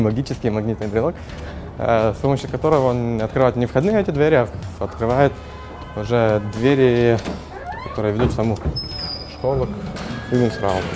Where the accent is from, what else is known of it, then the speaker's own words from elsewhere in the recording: Ukraine; moved away as an adult; also born or lived in Kyiv / Kharkiv; now in Munich, Germany; я сам из Украины